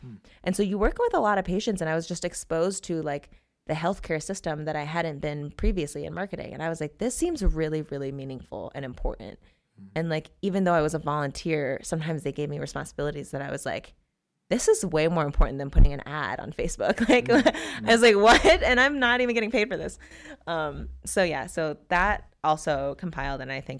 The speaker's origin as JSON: {"language": "English", "region": "North Carolina", "country": "United States", "tie": "born there", "said": "That's also where I was born. Fun fact, I was born in North Carolina. I've been all over the place."}